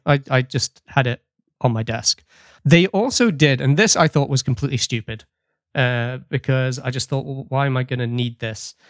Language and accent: English; United Kingdom; now in Nova Scotia, Canada; I'm a British expat residing in the Canadian province of Nova Scotia.